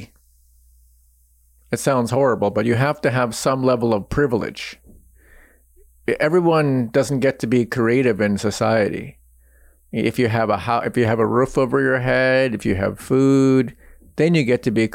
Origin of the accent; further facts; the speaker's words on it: Seattle, Washington, United States; accent: American English; Even though I speak fluent American English, and I'll say from Seattle